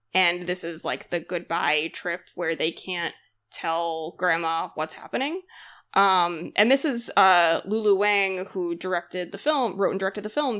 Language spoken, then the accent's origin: English; Massachusetts, United States; I'm from Massachusetts, like, I grew up with Little Women so deeply, went to the Alcott house a lot growing up